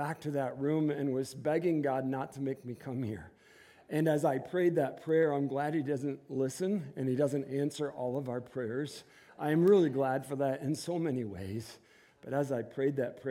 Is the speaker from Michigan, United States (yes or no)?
yes; Inkster, Michigan, United States; moved away as an adult; we were both born and raised in Inkster, which is a suburb of Detroit